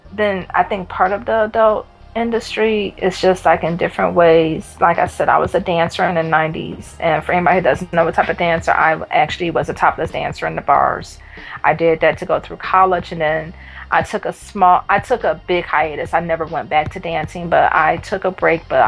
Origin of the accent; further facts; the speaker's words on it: Detroit, Michigan, United States; From Detroit. I wasn't born in Detroit, but I call Detroit home and have called it home since I was a child